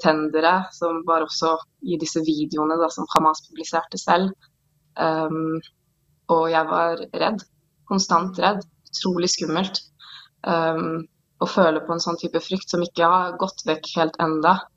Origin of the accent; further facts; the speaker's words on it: Oslo, Norway; now in Israel; Jeg er født og oppvokst i Oslo, på Sandalshaugen